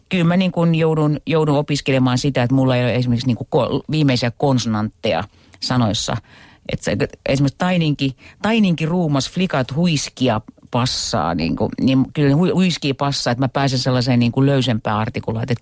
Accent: Savonia, Finland; mä oon savolainen, mutta mä puhun periaatteessa jonkinlaista kirjakieltä

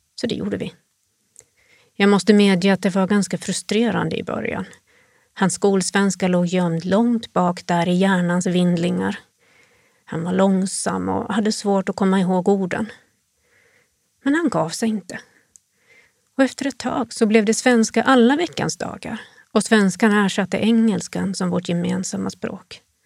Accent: Sweden; moved away as an adult; now in Jyväskylä, Finland; jag kommer från Sverige

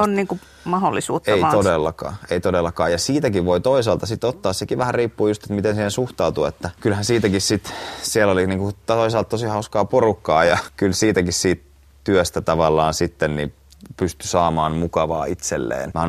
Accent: Lohja, Uusimaa, Finland; born there; mä oon syntynyt Lohjalla ja, ja sitten asunut näissä kahdessa

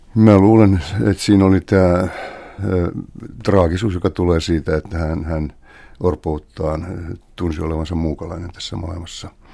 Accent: Helsinki, Uusimaa, Finland; kotikulmillani Kalliossa

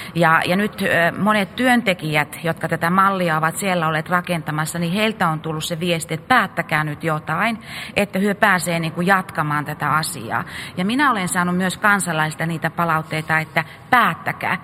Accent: North Karelia, Finland; mä olen itse Pohjois-Karjalasta

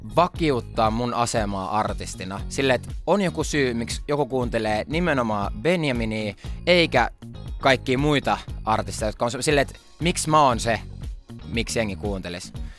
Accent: Finland; Mä oon suomenruotsalainen

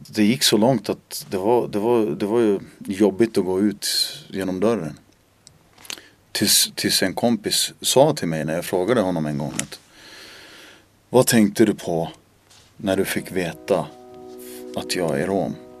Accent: Märsta, Stockholm County, Sweden; first language Finnish; Swedish is a second language; moved away as an adult; now in Finland; jag växte upp på en gata som heter Buregatan i Märsta

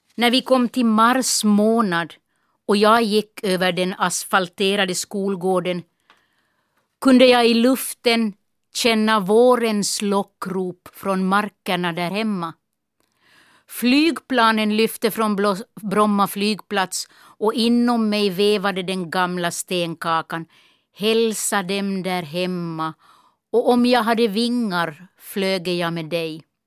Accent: Kiskis, Esse, Ostrobothnia, Finland; accent: Esse dialect; first language Esse dialect (Swedish); moved away as an adult; also born or lived in Nykarleby / Stockholm; min lärare i byskolan hemma i Kisk

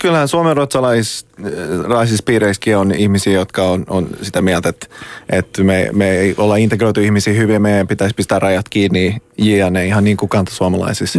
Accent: Raseborg, Uusimaa, Finland; mä oon Tammisaaresta

